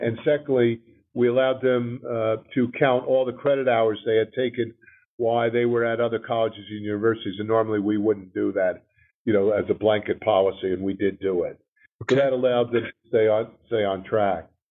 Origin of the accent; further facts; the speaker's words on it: New Jersey, United States; moved away; also born or lived in New Orleans; I was born and raised in Jersey